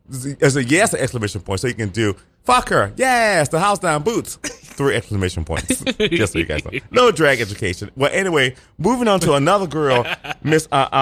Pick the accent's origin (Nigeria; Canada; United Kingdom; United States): United States; Boston, Massachusetts; growing up in Boston, we used to wear cigarettes a lot. We used to wear cigarettes for everything.